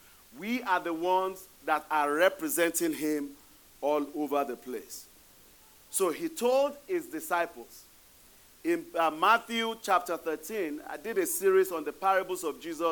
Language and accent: English; Ibadan, Oyo, Nigeria; now in United States; the Olubado of Ibadan. That's my hometown